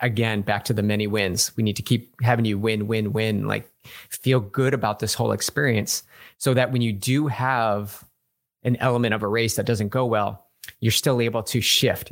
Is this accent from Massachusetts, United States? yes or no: yes; Massachusetts, United States; moved away; I'm from back east. I'm actually from Massachusetts.